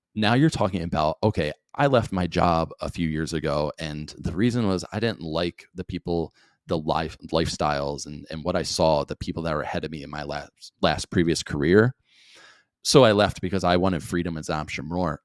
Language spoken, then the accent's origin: English; New Jersey, United States; growing up in South Jersey